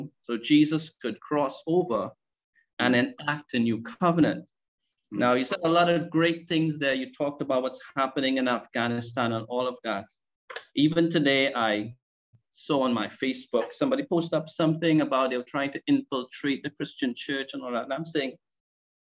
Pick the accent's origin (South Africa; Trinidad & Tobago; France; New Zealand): Trinidad & Tobago; I am from Trinidad and Tobago